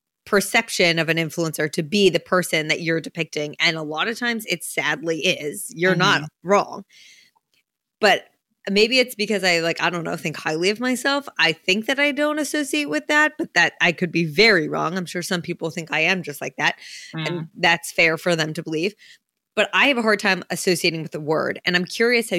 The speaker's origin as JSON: {"language": "English", "region": "New Jersey", "country": "United States", "said": "I'm from Jersey"}